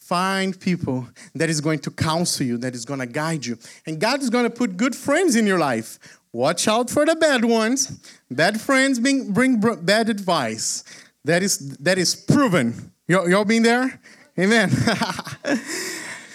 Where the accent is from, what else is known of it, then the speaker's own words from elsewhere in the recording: Brazil; moved away; I am originally from Brazil